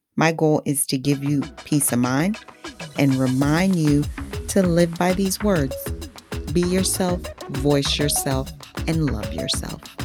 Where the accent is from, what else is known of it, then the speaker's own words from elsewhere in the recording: Haiti; first language Haitian Creole; English is a second language; now in New Jersey, United States; My place of birth is Haiti, my motherland, which is naturally makes English my second language and Creole my first language.